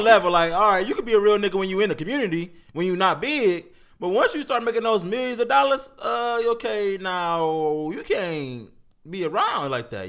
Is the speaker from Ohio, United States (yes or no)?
yes; Cleveland, Ohio, United States; I'm from Cleveland.